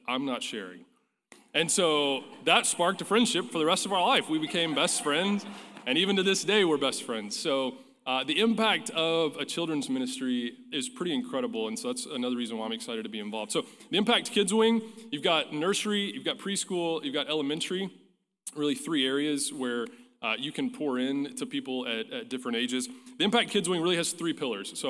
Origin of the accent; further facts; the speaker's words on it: Pampa, Texas, United States; growing up in Pampa, Texas, First Baptist Church